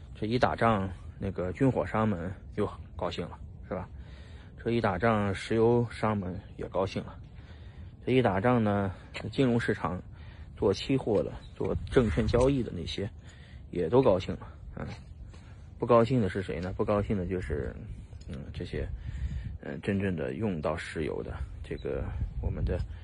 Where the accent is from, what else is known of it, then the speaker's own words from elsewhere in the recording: China; 就我们中国人不好受